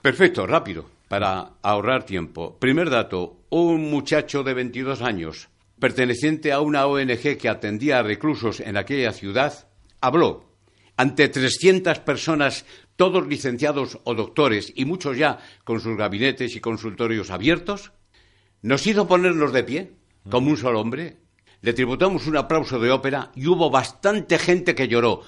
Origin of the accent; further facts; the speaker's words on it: Palencia, Castile and León, Spain; ese poeta de mi tierra, de Palencia, de Paredes de Nava